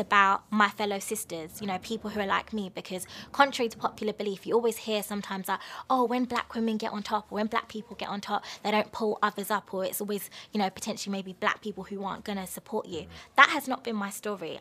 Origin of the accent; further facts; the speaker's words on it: London, United Kingdom; where are you from? And I was just like, London.